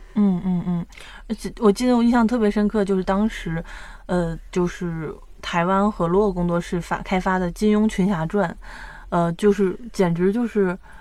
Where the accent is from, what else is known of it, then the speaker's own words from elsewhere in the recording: China; 我们大陆这边